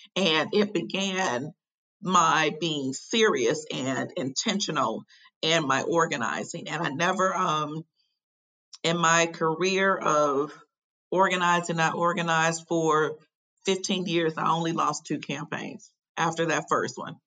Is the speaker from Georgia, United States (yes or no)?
no; Chicago, Illinois, United States; now in Raleigh, United States; I currently live in Raleigh, North Carolina, but I'm originally from Chicago, Illinois, born and raised on South Side